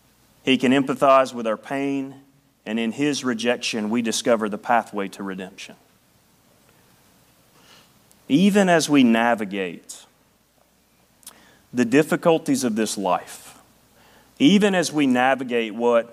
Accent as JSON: {"language": "English", "region": "Tennessee", "country": "United States", "tie": "born or raised there", "moved": "yes", "said": "In the hills of Tennessee, we did it differently. People made fun of me when I moved here about how I talked, and I made fun of them. All right, that, I sounded like a hillbilly."}